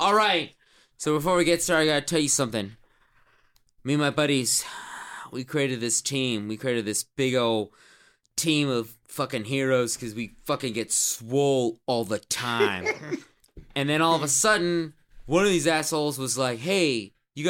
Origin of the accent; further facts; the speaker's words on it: Texas, United States; I'm from Texas.